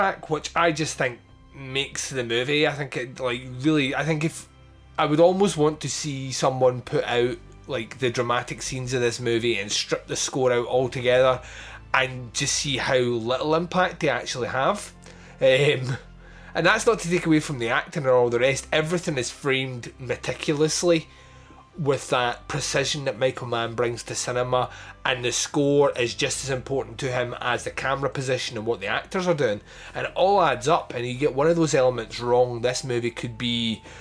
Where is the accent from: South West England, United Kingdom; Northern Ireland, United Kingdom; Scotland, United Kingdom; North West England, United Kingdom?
Scotland, United Kingdom; when you grow up in Scotland in primary school, you do like historical projects on the Wars of Independence up here